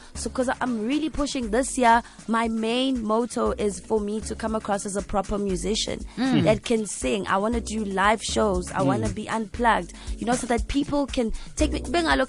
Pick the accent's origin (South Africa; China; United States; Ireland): South Africa; Durban, KwaZulu-Natal; I'm from Durban.